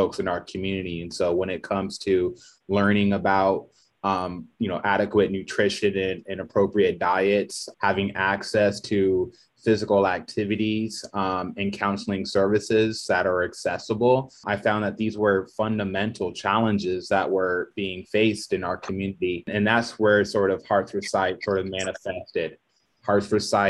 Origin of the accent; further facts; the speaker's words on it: San Diego, California, United States; moved away; I'm originally from San Diego